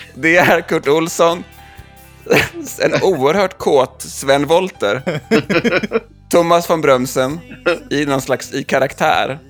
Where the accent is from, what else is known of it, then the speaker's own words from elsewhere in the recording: Jonsered, Västra Götaland, Sweden; som göteborgare, så, eller Jonseredsbo